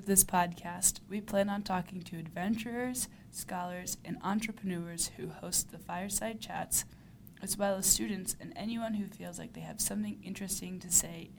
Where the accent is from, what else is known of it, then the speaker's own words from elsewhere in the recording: Maryland, United States; moved away as an adult; now in Utah, United States; I grew up in Maryland, where there are not a lot of mountains.